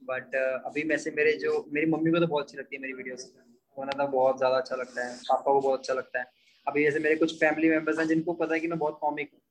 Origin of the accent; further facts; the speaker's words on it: Bhojpur, India; अपना यहाँ पे एक मंडी वाला स्कूल होता था भोजपुर में